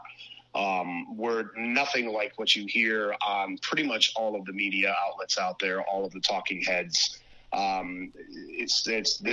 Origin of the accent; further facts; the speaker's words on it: Cranston, Rhode Island, United States; born and raised in Cranston, Rhode Island, currently still